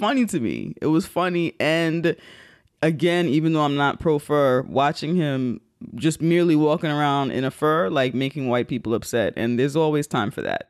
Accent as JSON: {"language": "English", "region": "New York", "country": "United States", "said": "I'm a New Yorker."}